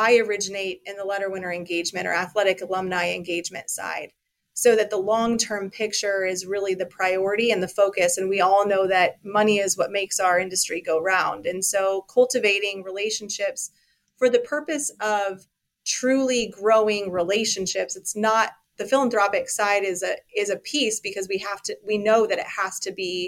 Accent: Colorado, United States; moved away as an adult; now in Ames, United States; I'm originally from Colorado.

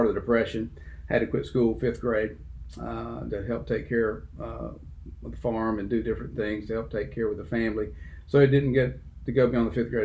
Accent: Dothan, Alabama, United States; also born or lived in Abbeville; I grew up in Dothan from third grade on, went to Selma Street Elementary, Young Junior High School, and then Dothan High School

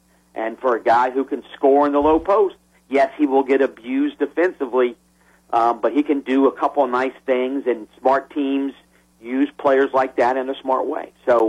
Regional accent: Miami, Florida, United States; I grew up in Miami, though the Heat obviously weren't there

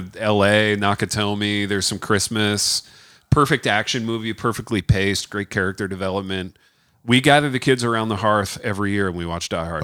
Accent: United States; being an American

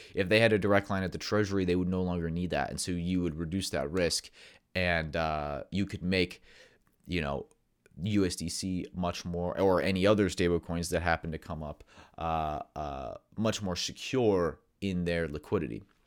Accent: United States; for Americans, we're very American-centric

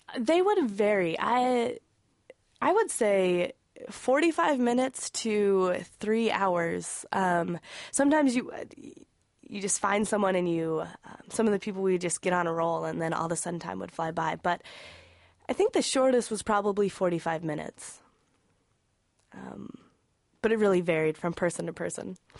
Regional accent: Wyoming, United States; moved away; I'm originally from Wyoming.

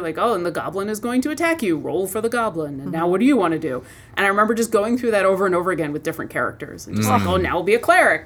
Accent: Buffalo, New York, United States; also born or lived in Ithaca, New York; I grew up in Buffalo

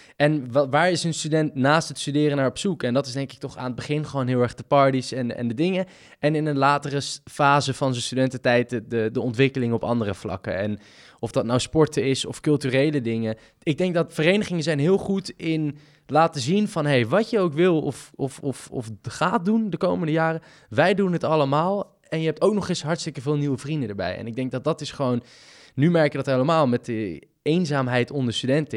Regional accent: Amsterdam, North Holland, Netherlands; moved away as an adult; now in Groningen, Netherlands; ik ben nu opgegroeid in Amsterdam

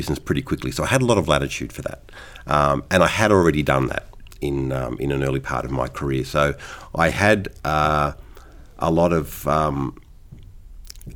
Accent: Sydney, New South Wales, Australia; moved away; I grew up playing in Sydney

